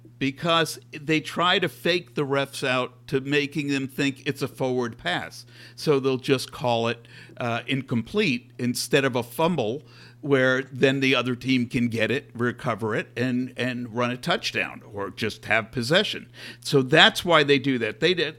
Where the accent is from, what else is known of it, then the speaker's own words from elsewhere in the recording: New York, United States; also born or lived in Los Angeles; now in Seattle, United States; I grew up in New York. So, you know, it wasn't exactly a rural area.